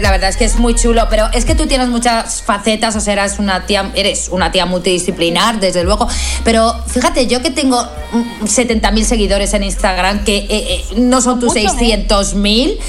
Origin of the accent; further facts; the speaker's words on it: Talavera de la Reina, Castilla-La Mancha, Spain; yo soy de Talavera la Reina